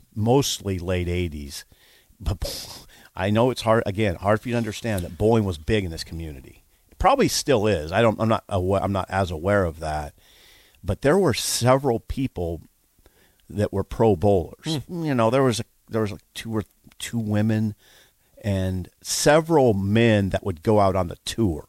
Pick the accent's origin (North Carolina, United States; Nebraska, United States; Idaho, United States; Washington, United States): Nebraska, United States; Columbus; moved away as an adult; now in Lincoln, United States; I was from Columbus.